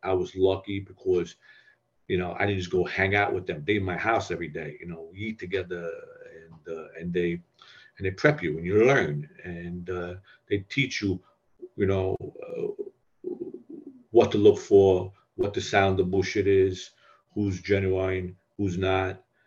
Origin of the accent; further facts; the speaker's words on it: New York City, New York, United States; I was a neighborhood South Brooklyn boy. You know, I grew up in the Red Hook.